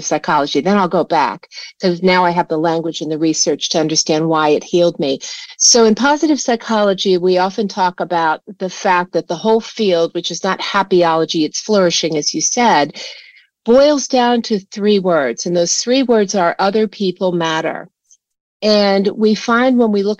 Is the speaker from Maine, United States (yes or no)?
no; Washington, District of Columbia, United States; I grew up in Washington, D.C.